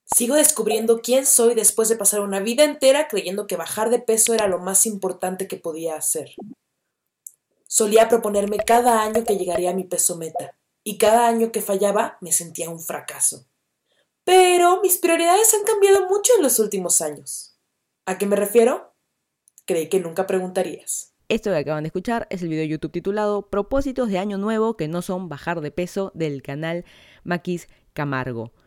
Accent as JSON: {"language": "Spanish", "region": "Lima", "country": "Peru", "moved": "as an adult", "lives_now": "Miami, United States", "said": "yo soy de Lima, Perú, ya hace, creo ya van a ser dos años de que me mudé a Miami, Florida"}